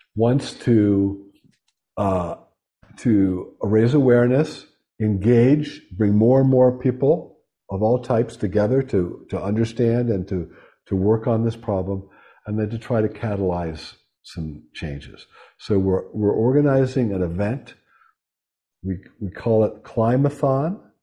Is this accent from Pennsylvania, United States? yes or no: yes; Pittsburgh, Pennsylvania, United States; moved away